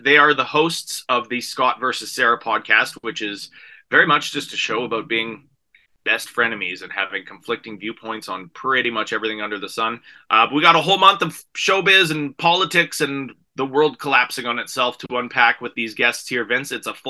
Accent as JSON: {"language": "English", "country": "Canada", "said": "How essential is this to us as Canadian comics?"}